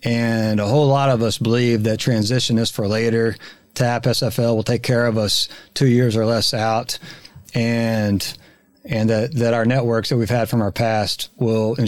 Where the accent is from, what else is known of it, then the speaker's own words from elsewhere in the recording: Texas, United States; accent: Texas; my Texas accent